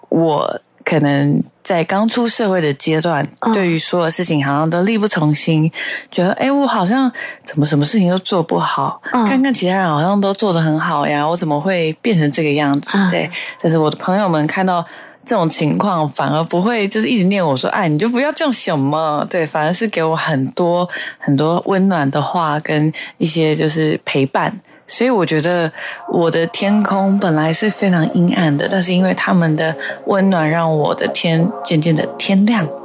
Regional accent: Taiwan; first language Mandarin Chinese and Hakka; 本身是台湾人嘛，对，然后爸爸呢是台湾客家人

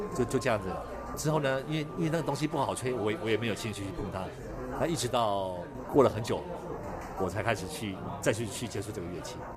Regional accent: Lugu, Nantou County, Taiwan; 我在山上的一个小学长大

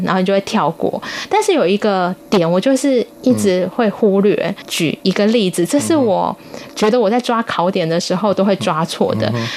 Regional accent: Taiwan; 我们自己是在台湾 长大，然后考台湾的司法考试

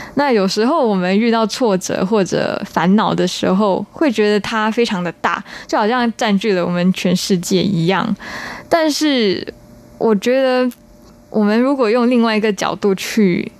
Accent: Singapore; 我是新加坡人，然后我们是英，英语系国家

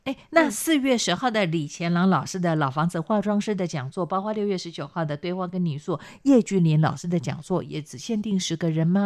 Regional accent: Chiayi County, Taiwan; moved away; 到我的老家，到嘉义

